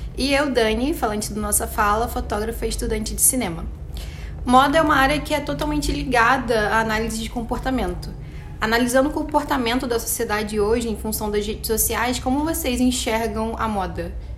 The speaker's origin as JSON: {"language": "Portuguese", "town": "Duque de Caxias", "region": "Rio de Janeiro", "country": "Brazil", "said": "eu que sou do Rio de Janeiro, que venho da Baixada Fluminense e Caxias"}